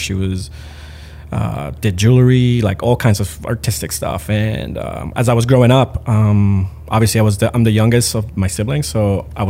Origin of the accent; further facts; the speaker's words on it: Managua, Nicaragua; born there; also born or lived in Puerto Rico; In Managua, Nicaragua. My parents moved to Puerto Rico. My dad's Puerto Rican, so we moved.